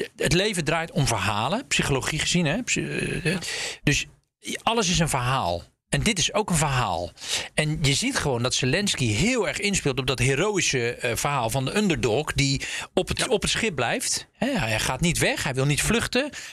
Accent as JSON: {"language": "Dutch", "region": "Zeeland", "country": "Netherlands", "tie": "born or raised there", "moved": "yes", "said": "In mijn oude geboorte, van nou, waar ik ben opgegroeid in Zeeland"}